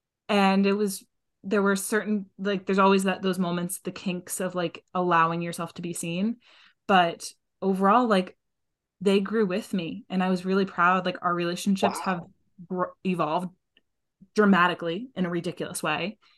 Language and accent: English; New England, United States; What does it mean to like the bubble that I grew up in New England, to have that much safety and privilege in different ways, but also to have the love that I received.